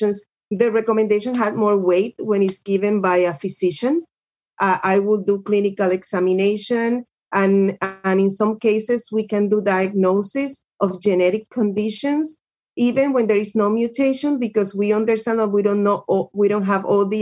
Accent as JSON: {"language": "English", "country": "Puerto Rico", "also_born_or_lived": "Birmingham, Alabama / Duarte, California", "moved": "as an adult", "said": "I'm from Puerto Rico"}